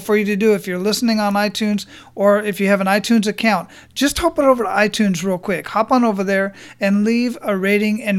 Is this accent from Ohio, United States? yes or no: no; Phoenix, Arizona, United States; moved away; also born or lived in Hawaii; I grew up in Phoenix